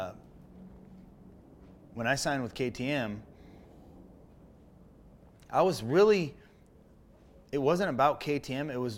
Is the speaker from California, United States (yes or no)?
yes; Menifee, California, United States; also born or lived in San Francisco, California; when we moved down from San Fran down here to Menifee in 75, I was little. I was like five.